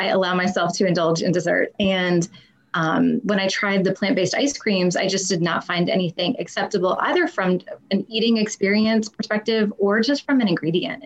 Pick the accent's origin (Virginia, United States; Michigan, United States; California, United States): Virginia, United States; Charlottesville; moved away as an adult; I went to the University of Virginia